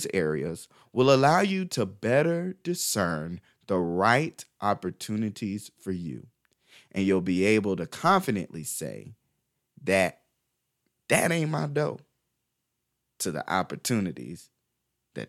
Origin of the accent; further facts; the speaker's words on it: Crestview, Florida, United States; when I was a kid growing up in Crestview, Florida